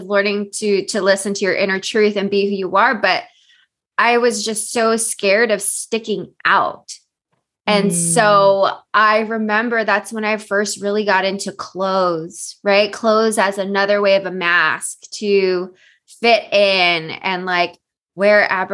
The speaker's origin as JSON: {"language": "English", "area": "Bay Area", "region": "California", "country": "United States", "also_born_or_lived": "San Diego", "said": "I'm from the Bay Area"}